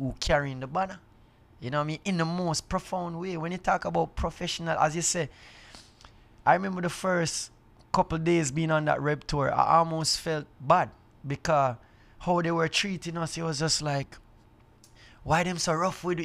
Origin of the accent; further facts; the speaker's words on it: Jamaica; I, being a Jamaican